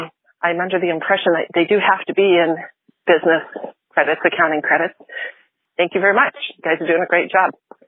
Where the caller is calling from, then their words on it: Nixa, Missouri, United States; I'm calling from Nixon, Missouri.